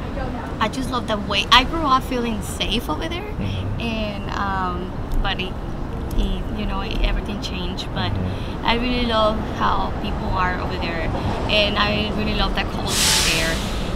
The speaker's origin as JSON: {"language": "English", "town": "Navolato", "region": "Sinaloa", "country": "Mexico", "said": "I'm from Navolato, Sinaloa."}